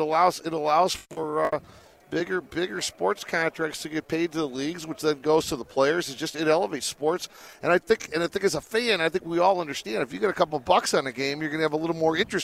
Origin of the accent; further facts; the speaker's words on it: Detroit, Michigan, United States; moved away as an adult; now in Las Vegas, United States; I came out here 18 years ago, so I've been out here for a while. But I'm originally from Detroit.